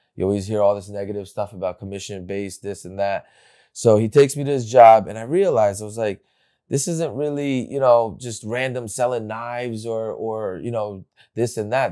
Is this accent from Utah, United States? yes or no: no; Bergen County, New Jersey, United States; I grew up in New Jersey. I went, uh, in Bergen County, right here